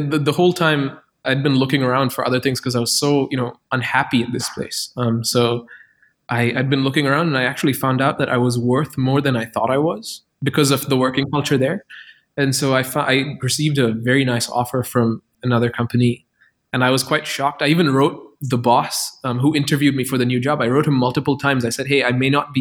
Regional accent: Qatar; now in Berlin, Germany; I grew up in Qatar where the chief industry was like petroleum

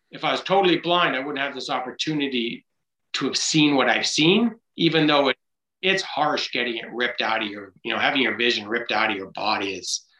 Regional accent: Vancouver, British Columbia, Canada; I grew up in Vancouver, playing kick the can, riding my bike everywhere

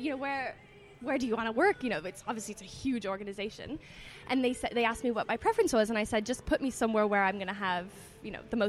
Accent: Toronto, Ontario, Canada; moved away as an adult; also born or lived in New York, United States; now in London, United Kingdom; I'm from Toronto originally, I'm a Canadian.

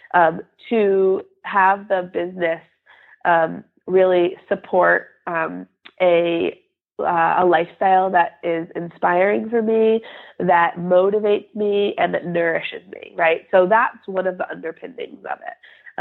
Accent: Western Massachusetts, United States; also born or lived in Bay Area, California; I grew up here in Western Massachusetts, where I still live

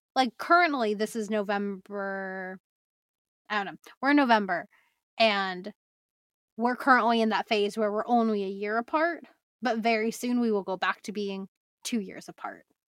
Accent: Bay Area, California, United States; I grew up in the Bay Area, went to U C R for college

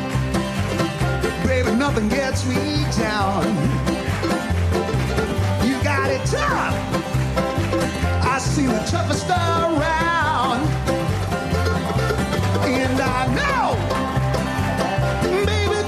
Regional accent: Union, New Jersey, United States; growing up in Jersey. I'm from Union, New Jersey.

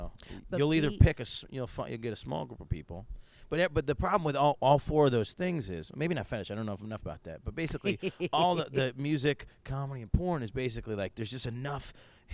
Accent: Syracuse, New York, United States; moved away; I grew up in Syracuse

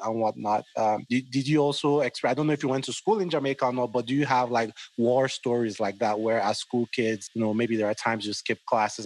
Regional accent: Nigeria; now in United States; being a Nigerian who's living in the US

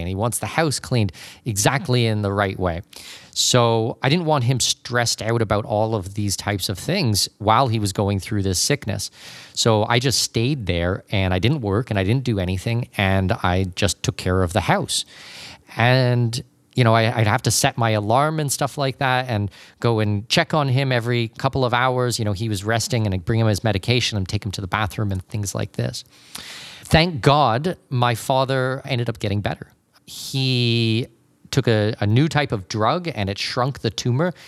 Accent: Canada; moved away; also born or lived in Panama; I am not an American citizen myself, I'm Canadian

